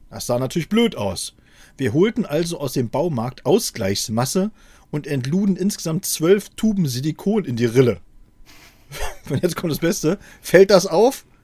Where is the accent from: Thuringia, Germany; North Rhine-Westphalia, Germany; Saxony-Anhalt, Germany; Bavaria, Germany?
Saxony-Anhalt, Germany; Wir sind aus Sachsen-Anhalt in den Westen gefahren und unser erster Stopp war in Seesen.